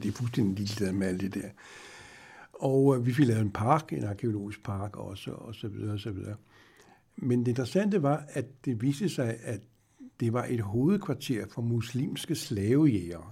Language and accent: Danish; Denmark; som dansker